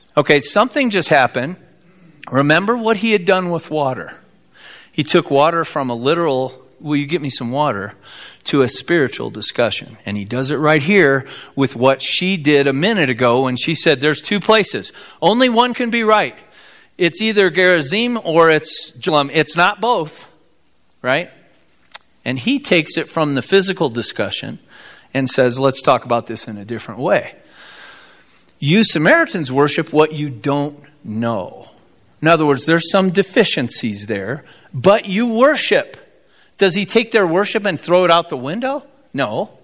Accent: South Bend, Indiana, United States; I grew up in South Bend, Indiana

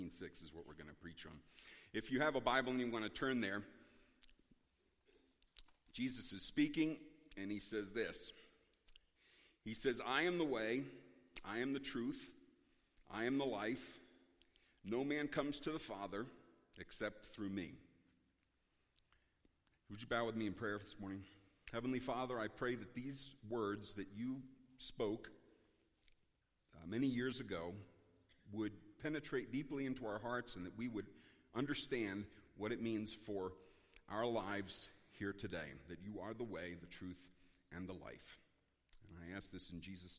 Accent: Philadelphia, Pennsylvania, United States; now in Maine, United States; I'm originally from Philadelphia. I now live in Maine

